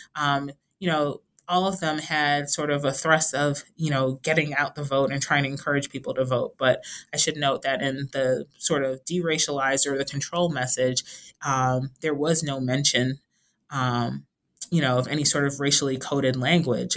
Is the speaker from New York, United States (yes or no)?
yes; New York City, New York, United States; I am originally from Brooklyn, New York